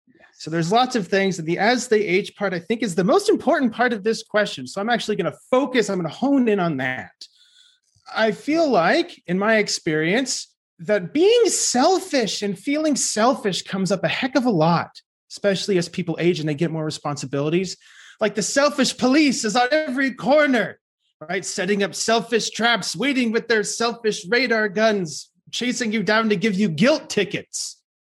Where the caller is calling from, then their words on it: Austin, Texas, United States; I am speaking from Austin, Texas.